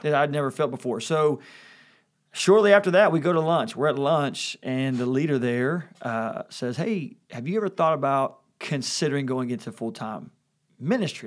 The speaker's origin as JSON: {"language": "English", "town": "Louisville", "region": "Kentucky", "country": "United States", "tie": "born or raised there", "said": "growing up in Kentucky"}